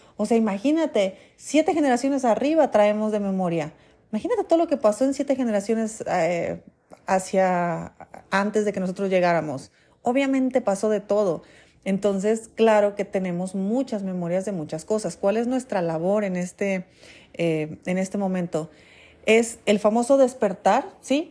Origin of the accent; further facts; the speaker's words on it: Mexico; aquí en México